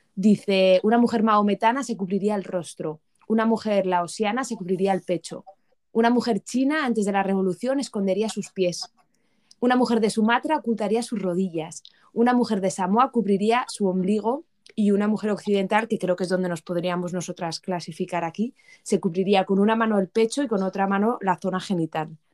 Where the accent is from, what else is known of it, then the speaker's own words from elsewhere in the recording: Spain; moved away as an adult; now in United Kingdom; como buena española que soy